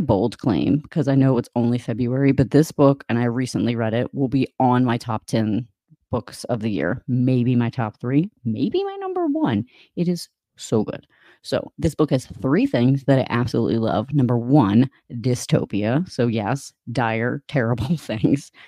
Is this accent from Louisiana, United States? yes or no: yes; Louisiana, United States; moved away; also born or lived in Michigan; I'm from Louisiana